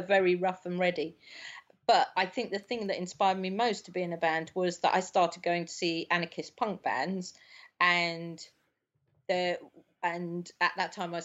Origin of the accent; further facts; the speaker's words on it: London, United Kingdom; I grew up in South London